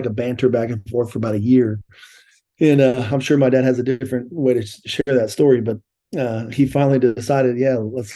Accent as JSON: {"language": "English", "town": "Tucson", "region": "Arizona", "country": "United States", "tie": "born or raised there", "also_born_or_lived": "Columbus, Ohio", "said": "I grew up in Tucson, and we played baseball"}